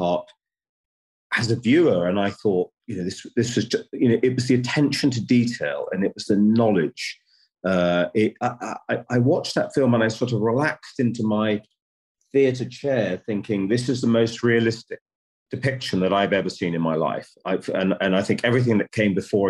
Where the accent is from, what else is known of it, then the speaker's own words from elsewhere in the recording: United Kingdom; as a British producer